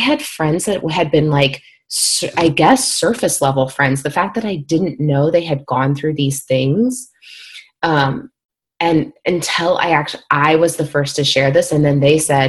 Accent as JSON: {"language": "English", "region": "Midwest", "country": "United States", "tie": "born or raised there", "said": "And I remember growing up in the Midwest and, you know, a lot of very religious, you know, upbringings, et cetera."}